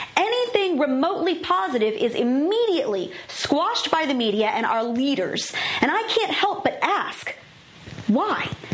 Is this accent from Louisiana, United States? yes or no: no; Virginia, United States; my home state of Virginia